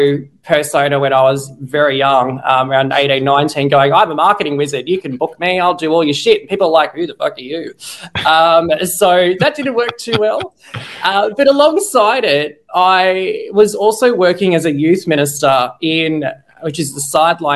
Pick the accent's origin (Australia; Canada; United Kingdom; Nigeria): Australia; I'm Aussie-Australian marketing geek